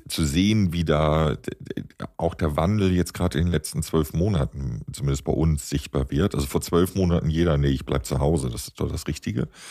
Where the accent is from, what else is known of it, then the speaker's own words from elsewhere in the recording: Hamburg, Germany; ich komme aus Hamburg, Hamburger Kaufmannsfamilie